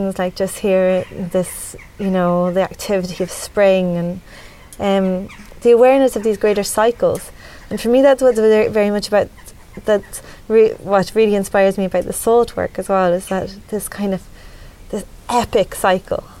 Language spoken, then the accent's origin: English; Dublin, Leinster, Ireland; moved away as an adult; now in Midlands, Ireland; I grew up in the city, and like my we're generations from Dublin